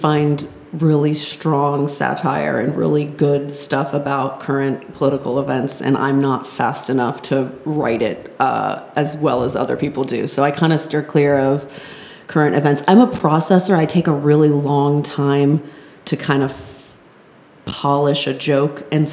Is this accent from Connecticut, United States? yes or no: yes; Connecticut, United States; moved away; We're all originally from Connecticut